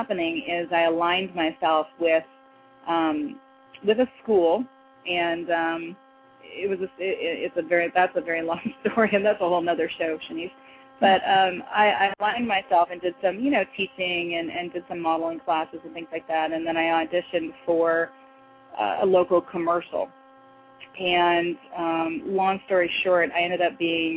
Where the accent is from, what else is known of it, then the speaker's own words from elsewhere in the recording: Canada; moved away as an adult; also born or lived in Toronto / Chicago; now in United States; a Canadian model living in the United States